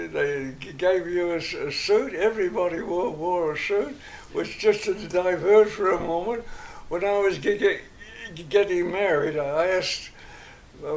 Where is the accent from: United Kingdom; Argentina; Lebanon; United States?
United Kingdom; England; moved away; I'll never be ashamed of being English